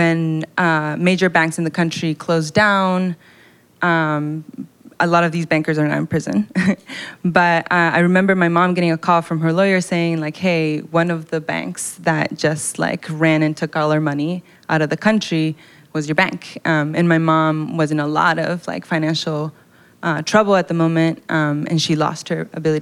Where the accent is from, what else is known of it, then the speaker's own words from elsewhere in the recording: Quito, Pichincha, Ecuador; moved away; I was born and raised in Quito, Ecuador, which is in South America